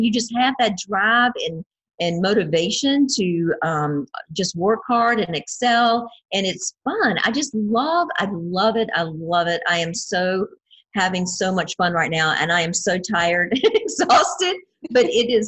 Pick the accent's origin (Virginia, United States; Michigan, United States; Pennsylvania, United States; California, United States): Virginia, United States; near the North Carolina border, southern; I'm in the state of Virginia, which is the East Coast, and I'm on the very southern border, right on the North Carolina border. So I'm born and raised in this general area, and been here all my life